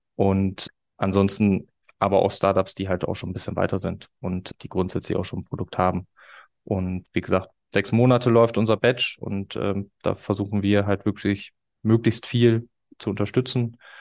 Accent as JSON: {"language": "German", "town": "Osnabrück", "region": "Lower Saxony", "country": "Germany", "tie": "born or raised there", "said": "in Osnabrück, meiner Heimatstadt"}